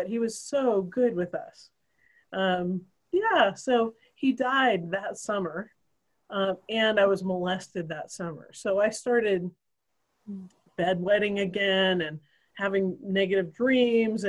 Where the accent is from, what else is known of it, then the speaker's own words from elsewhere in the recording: Idaho, United States; I grew up in Idaho